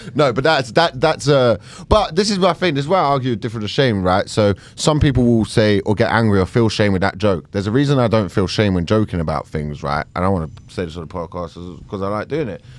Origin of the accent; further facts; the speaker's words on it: United Kingdom; as a British person